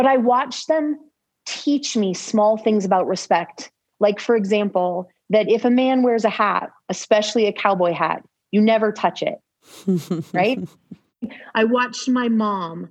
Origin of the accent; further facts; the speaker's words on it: California, United States; growing up in California